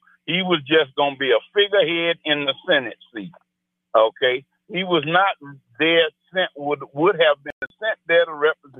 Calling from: New Mexico, United States; No, I'm not calling from Georgia. I live in New Mexico, okay.

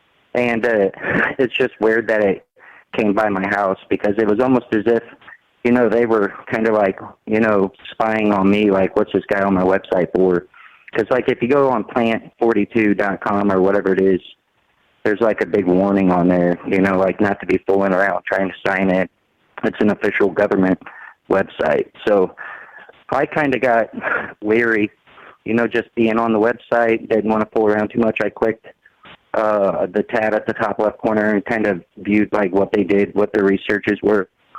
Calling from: Missouri, United States; I'm out of Missouri.

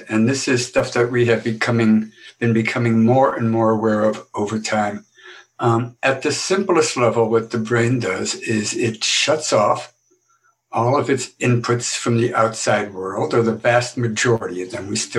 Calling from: Boston, Massachusetts, United States

